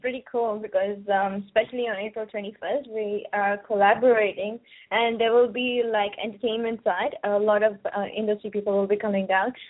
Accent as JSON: {"language": "English", "region": "South India", "country": "India", "said": "My wedding will be different because I come from South India."}